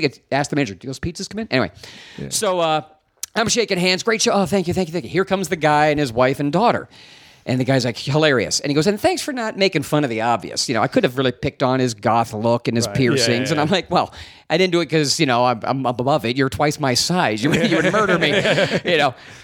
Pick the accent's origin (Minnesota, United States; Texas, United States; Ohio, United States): Ohio, United States; also born or lived in Pittsburgh, Pennsylvania; I'm from Ohio. I was born in Pittsburgh, raised in Ohio.